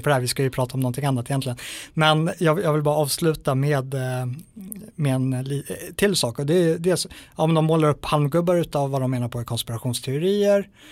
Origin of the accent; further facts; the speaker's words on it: Sweden; som svensk